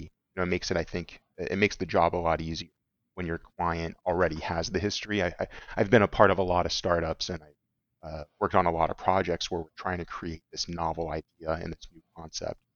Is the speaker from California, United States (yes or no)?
yes; Orange County, California, United States; I'm from Orange County, so U C I is right here in my own home, you know, backyard